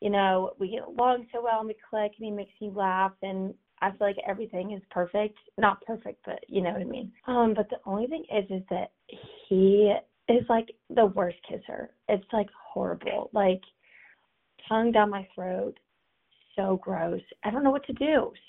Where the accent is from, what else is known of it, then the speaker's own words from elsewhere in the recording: Nashville, Tennessee, United States; Hey, this is for Tinx. … I'm from Nashville.